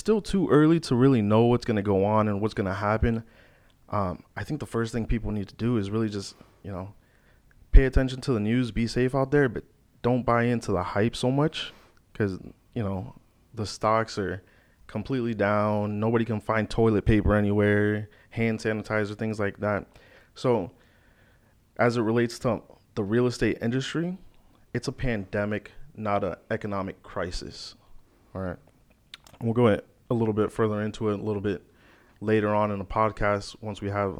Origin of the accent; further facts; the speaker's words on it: Naples, Florida, United States; also born or lived in Chicago, Illinois; I'm originally from Chicago, but I've been in Naples specifically most of my life. Yep. So like middle school up. So I grew up here, graduated from Gulf Coast High School.